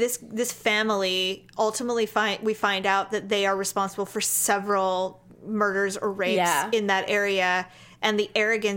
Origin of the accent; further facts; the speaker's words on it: Northern California, United States; we're from Northern California